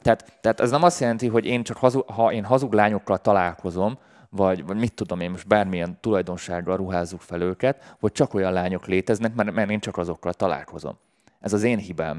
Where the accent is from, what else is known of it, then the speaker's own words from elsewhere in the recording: Budapest, Hungary; én budapesti vagyok